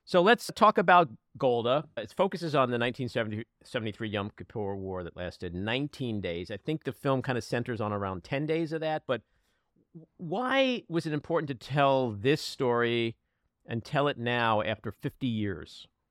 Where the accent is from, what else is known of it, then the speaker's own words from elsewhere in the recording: United States; as an American